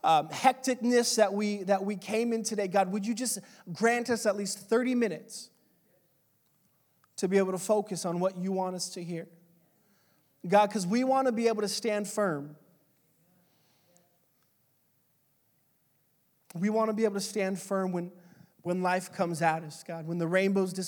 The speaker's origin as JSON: {"language": "English", "region": "California", "country": "United States", "also_born_or_lived": "Dallas, Texas", "moved": "as an adult", "said": "I told them California"}